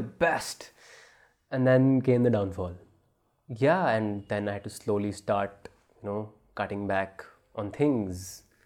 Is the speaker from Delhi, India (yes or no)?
yes; New Delhi, Delhi, India; also born or lived in New Zealand; I'm from Rajouri Garden